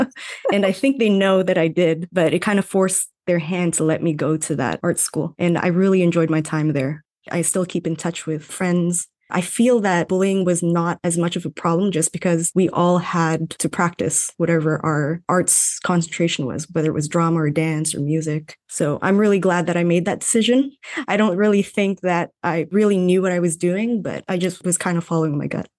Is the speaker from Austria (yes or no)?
no; Toronto, Ontario, Canada; first language Tagalog; English is a second language; moved away as an adult; also born or lived in Vancouver / Calgary; I was born in Toronto, but I grew up in a Filipino household. So I actually learned Tagalog first and I learned English in school